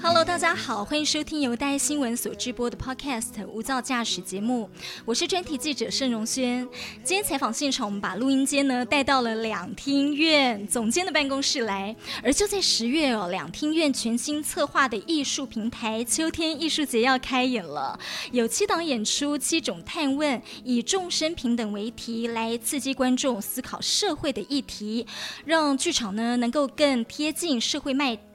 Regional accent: Taiwan; 我们从小在台湾教育嗯，对，念书的小孩

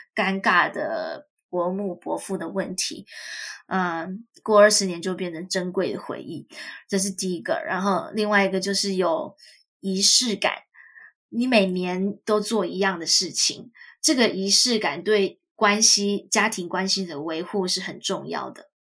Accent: Taiwan; now in United States; 我自己也是谨慎的台湾人

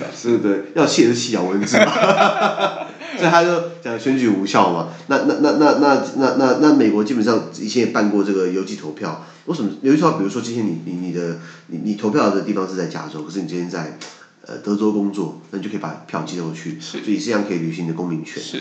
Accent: Taiwan; 我们台湾人

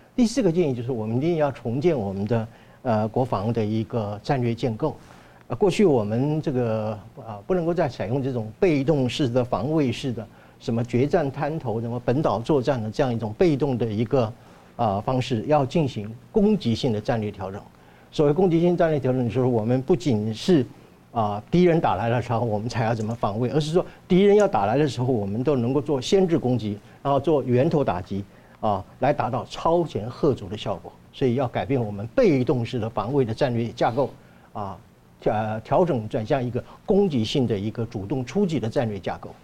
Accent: Taiwan; 我们台湾人民

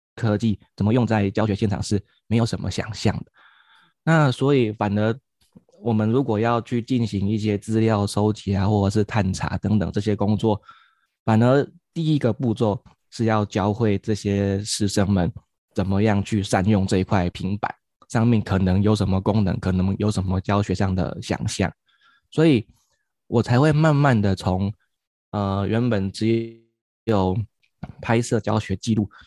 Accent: Kaohsiung, Taiwan; 我来自于高雄，现在在冈山国小服务

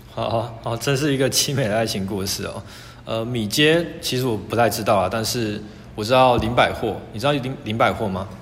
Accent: Tainan, Taiwan; 我也是台南人

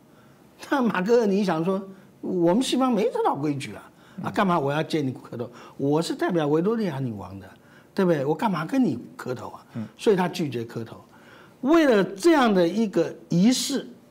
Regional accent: Taiwan; 我们台湾人

